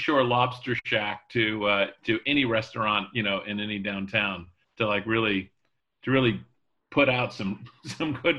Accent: Charleston, South Carolina, United States; now in New Haven, United States; I grew up in Charleston, South Carolina

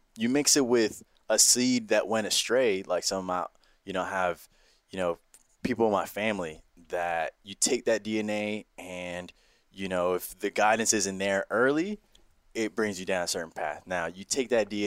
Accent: New York City, New York, United States; We grew up uptown in the Heights

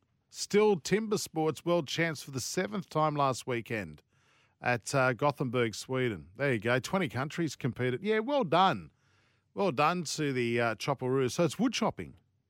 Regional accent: Sydney, New South Wales, Australia; when I was growing up in Sydney

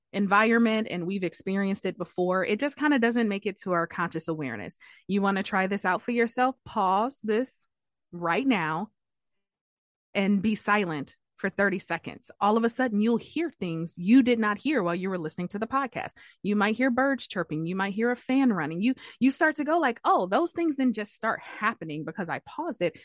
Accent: Detroit, Michigan, United States; I'm from Detroit

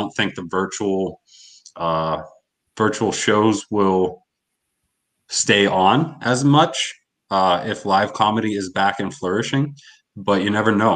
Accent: Erie, Pennsylvania, United States; my hometown in Erie

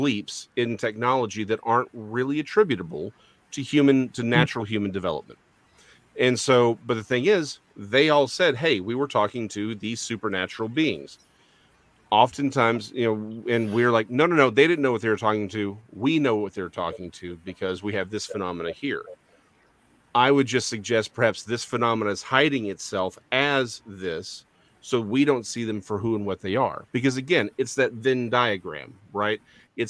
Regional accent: Texas, United States; I'm a Texan

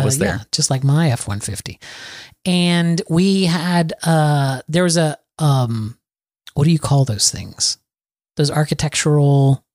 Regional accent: Florida, United States; moved away; I'm a Floridian, Adam. I was born and raised in Florida.

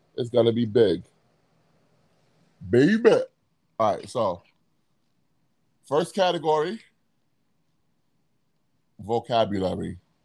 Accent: New York City, New York, United States; And I'm from Brooklyn.

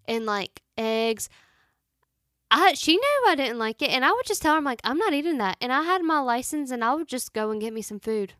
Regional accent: United States; Carowinds is a theme park in my hometown

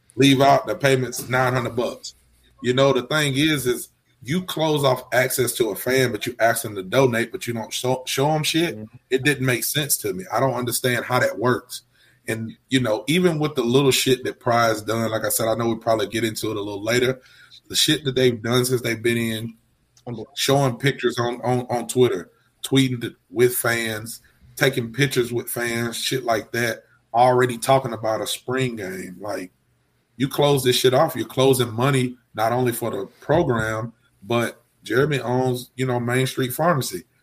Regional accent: Alabama, United States; I'm from Alabama.

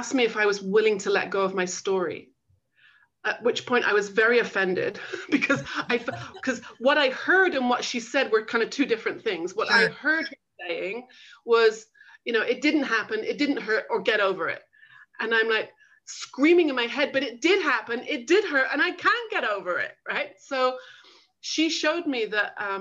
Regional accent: England, United Kingdom; moved away as an adult; also born or lived in Manchester / London / Los Angeles; I grew up in England

